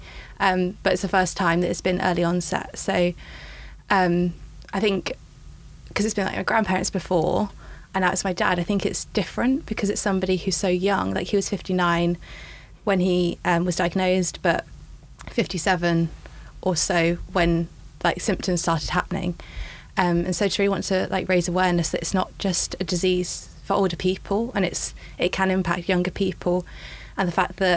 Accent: Essex, East of England, United Kingdom; also born or lived in Manchester; I grew up in Essex

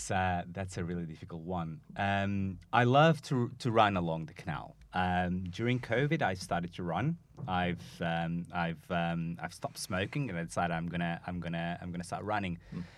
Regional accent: Portugal; now in Manchester, United Kingdom; I am from Portugal.

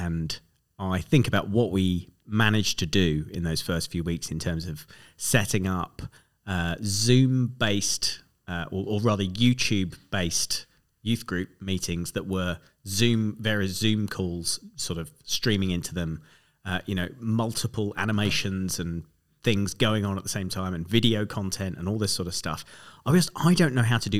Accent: Reigate, South East England, United Kingdom; a youth worker in my hometown of Reigate

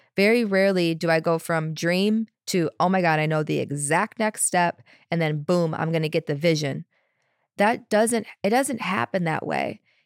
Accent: Chicago, Illinois, United States; moved away; I'm from Chicago, originally Chicago area. I spent most of my twenties there

